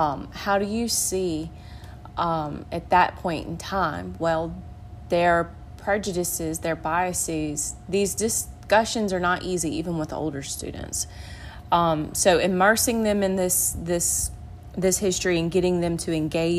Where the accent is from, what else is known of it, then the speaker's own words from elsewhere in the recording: Macon, Mississippi, United States; I am from Macon, Mississippi, which is in central Mississippi.